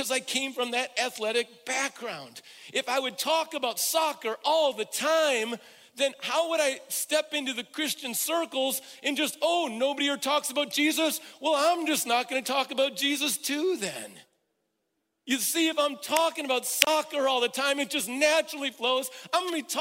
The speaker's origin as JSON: {"language": "English", "region": "Midwest", "country": "United States", "said": "I'm from the Midwest where there's a strong work ethic"}